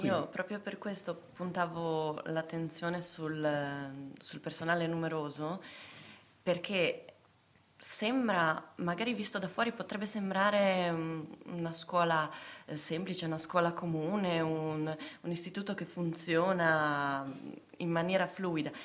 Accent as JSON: {"language": "Italian", "town": "Basiliano", "region": "Friuli-Venezia Giulia", "country": "Italy", "tie": "born or raised there", "said": "sono originaria di Basiliano"}